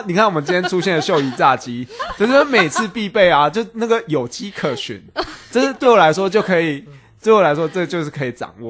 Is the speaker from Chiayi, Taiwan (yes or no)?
yes; Chiayi, Taiwan; also born or lived in Taipei; 我是嘉义人啊，